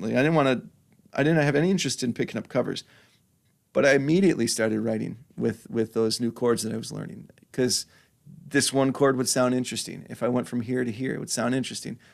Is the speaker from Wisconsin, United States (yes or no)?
yes; Washington Island, Wisconsin, United States; also born or lived in Milwaukee, Wisconsin; now in Sturgeon Bay, United States; We moved up to, um, moved up to Washington Island when I was in fourth grade, I think, and I went from fourth grade through high school